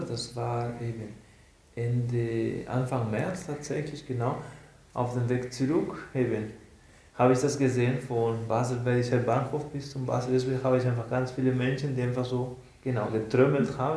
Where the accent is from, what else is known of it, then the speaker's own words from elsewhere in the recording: Barcelona, Catalonia, Spain; now in Aargau, Switzerland; von meiner Heimat, von Barcelona